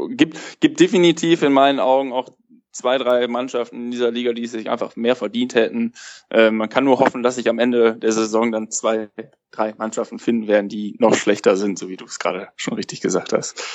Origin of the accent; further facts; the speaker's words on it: Cologne, North Rhine-Westphalia, Germany; als jemand, der in Köln lebt und, und auch gebürtiger Kölner ist